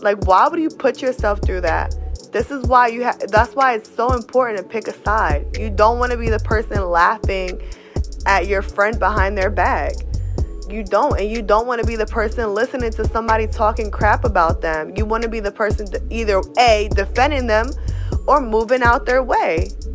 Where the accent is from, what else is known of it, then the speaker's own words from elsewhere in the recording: New Castle, Delaware, United States; now in Reading, United States; I am from Newcastle, Delaware, but currently residing in Reading, PA.